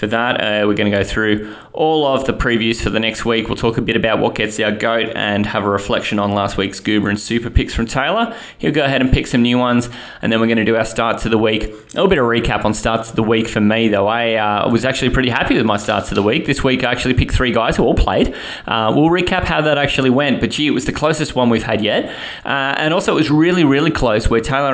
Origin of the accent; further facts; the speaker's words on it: Australia; being Aussie